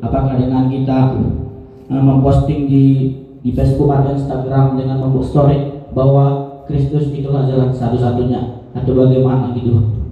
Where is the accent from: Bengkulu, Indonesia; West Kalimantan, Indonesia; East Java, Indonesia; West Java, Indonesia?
Bengkulu, Indonesia; saya berasal dari Bengkulu.